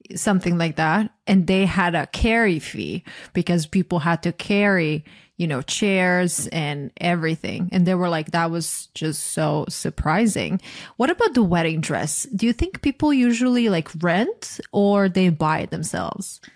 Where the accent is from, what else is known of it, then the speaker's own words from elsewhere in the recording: Croatia; moved away as an adult; now in United States; I'm from Croatia, and at least when I was growing up there